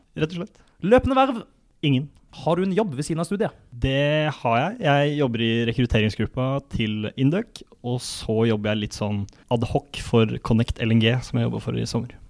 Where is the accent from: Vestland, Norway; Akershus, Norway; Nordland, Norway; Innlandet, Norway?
Akershus, Norway; Kolbotn; moved away as an adult; now in Trondheim, Norway; det er mulig det står en sykkel eh, hjemme på Kolbotn